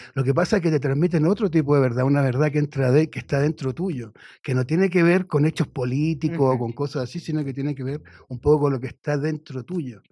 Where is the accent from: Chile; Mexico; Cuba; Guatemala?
Chile; moved away; yo vengo de un país de Chile